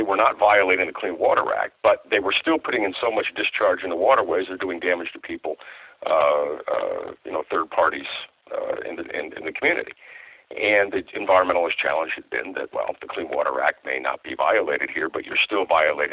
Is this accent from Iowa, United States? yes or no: yes; Iowa, United States; I grew up in Iowa